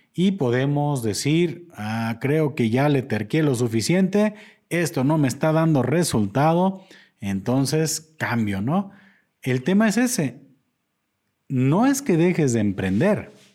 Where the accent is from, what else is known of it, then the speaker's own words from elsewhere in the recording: Mexico; como mexicanos